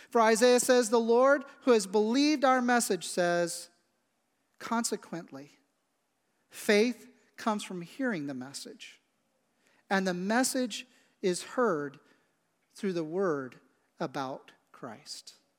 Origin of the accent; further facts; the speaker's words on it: Midwest, United States; also born or lived in West Shore area, Cumberland County, Pennsylvania; now in Lancaster County, United States; I grew up in the Midwest